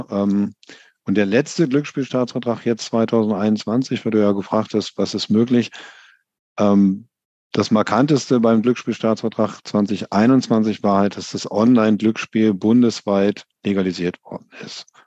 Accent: Paderborn, North Rhine-Westphalia, Germany; born there; Ich komme aus gebürtig, komme ich aus Paderborn.

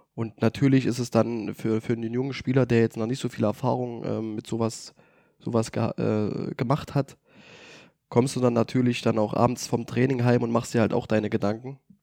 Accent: Greiz, Thuringia, Germany; also born or lived in Luxembourg; ich komme aus Kreiz, ich kenne in Kreiz viele Leute

